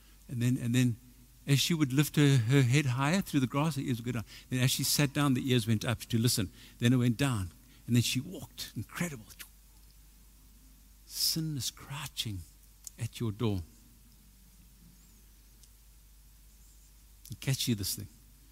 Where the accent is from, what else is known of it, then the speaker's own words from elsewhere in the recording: South Africa; I'm from South Africa, you know what I mean? I've been to the army.